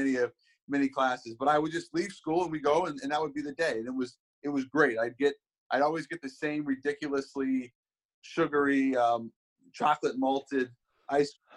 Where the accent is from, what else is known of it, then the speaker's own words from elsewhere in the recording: Seattle, Washington, United States; growing up in Seattle